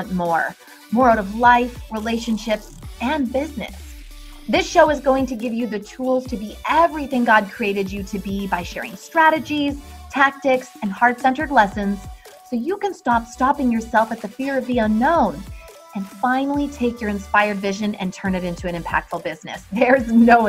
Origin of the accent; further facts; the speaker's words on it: Vancouver, British Columbia, Canada; I am actually from West Coast, Vancouver, Canada